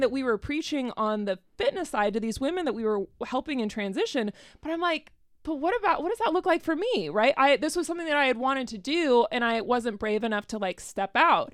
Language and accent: English; Arizona, United States; moved away as an adult; also born or lived in Tucson; now in Cincinnati, United States; I live here in Cincinnati now, but I have not always. I'm from Arizona originally